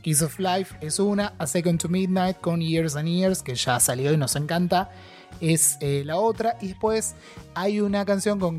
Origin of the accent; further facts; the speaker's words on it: Argentina; yo que soy el embajador argentino